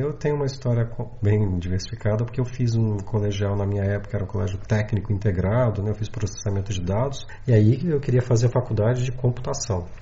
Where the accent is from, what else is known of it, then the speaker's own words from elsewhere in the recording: Minas Gerais, Brazil; now in São Paulo, Brazil; eu sou mineiro, moro em São Paulo, mas eu sou mineiro lá de Minas Gerais